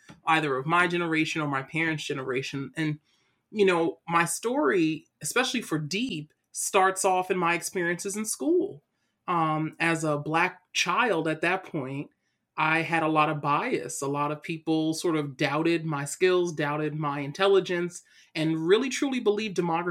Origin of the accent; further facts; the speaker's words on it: New York City, New York, United States; my story starts off in Brooklyn, New York. So I'm originally from Brooklyn.